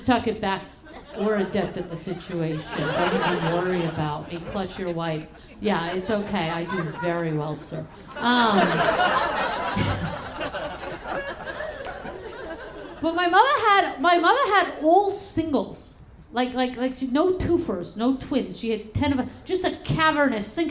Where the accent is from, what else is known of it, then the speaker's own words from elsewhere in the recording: New York City, New York, United States; now in Los Angeles, United States; I'm originally from New York, originally from Crown Heights, Brooklyn, New York.